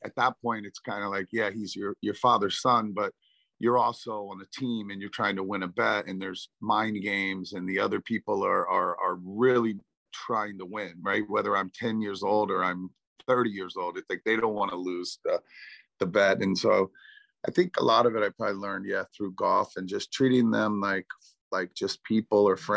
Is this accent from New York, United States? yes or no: no; Virginia Beach, Virginia, United States; I grew up on that farm, but there was a big naval base here.